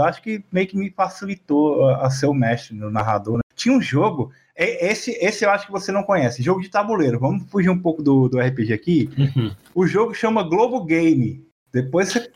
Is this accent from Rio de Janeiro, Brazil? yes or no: yes; Região dos Lagos, Rio de Janeiro, Brazil